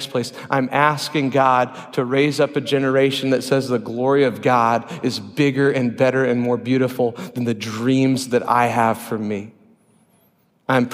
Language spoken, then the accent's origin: English; Sheldahl, Iowa, United States; I'm a kid from Sheldahl, Iowa, the biggest little town in three counties, 342 residents according to Wikipedia